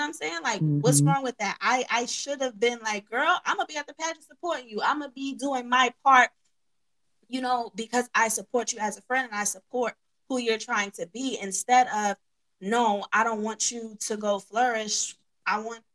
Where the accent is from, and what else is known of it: New York, United States; accent: New York